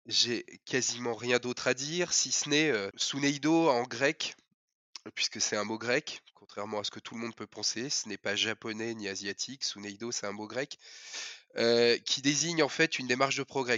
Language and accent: French; Saône-et-Loire, Bourgogne-Franche-Comté, France; moved away; je suis originaire de Bourgogne-Franche-Comté, la Saône-et-Loire